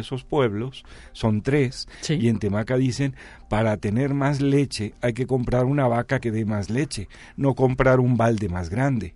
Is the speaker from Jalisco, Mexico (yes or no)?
yes; Jalisco, Mexico; now in San Luis Potosí, Mexico; yo soy de Jalisco y afortunadamente estoy viviendo en San Luis